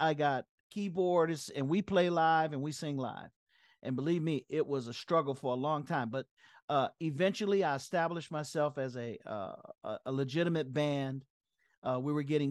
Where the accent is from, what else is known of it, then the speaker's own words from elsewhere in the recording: South Florida, United States; moved away as an adult; also born or lived in San Jose; coming out of South Florida, where we were very, very limited